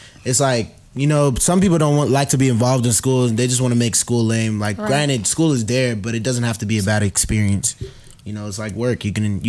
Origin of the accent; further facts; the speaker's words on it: Nigeria; girl, I'm Nigerian.